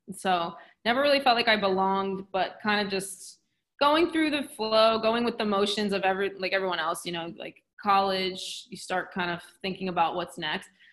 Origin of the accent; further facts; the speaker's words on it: New Jersey, United States; also born or lived in Philadelphia; I'm from South Jersey, and then I went to Philly, was an hour away for university